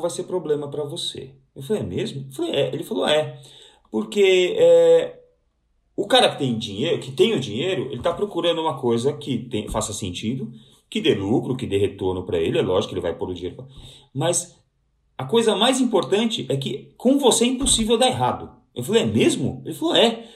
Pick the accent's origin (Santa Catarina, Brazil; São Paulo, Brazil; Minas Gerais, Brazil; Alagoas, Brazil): São Paulo, Brazil; Santo André; eu sou de Santo André, eu estou, eu estou até hoje em Santo André, né, apesar de trabalhar a vida inteira em São Paulo